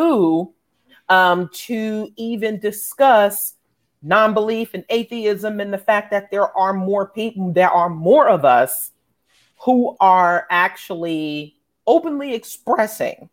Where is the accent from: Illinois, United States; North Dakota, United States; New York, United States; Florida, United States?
New York, United States; New York City; now in Atlanta, United States; having been born and raised in New York City